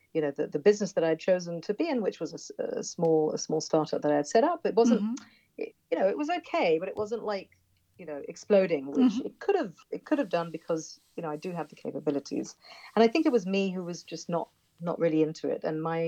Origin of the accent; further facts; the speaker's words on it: United Kingdom; now in Israel; And I'm choosing to live here. My husband's American. I'm British.